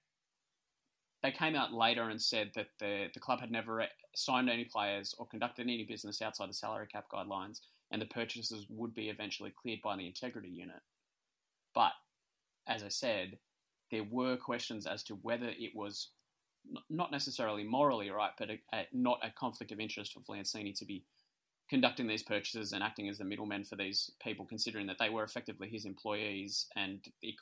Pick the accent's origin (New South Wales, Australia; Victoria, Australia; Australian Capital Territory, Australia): Australian Capital Territory, Australia; Canberra; I grew up in Canberra